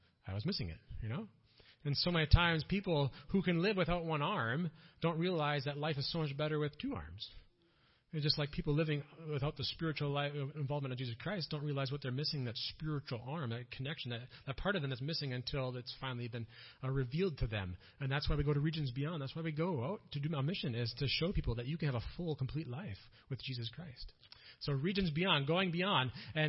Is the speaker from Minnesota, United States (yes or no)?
yes; Minnesota, United States; accent: Minnesotan; first language English; moved away as an adult; now in Germany; I'm Minnesotan.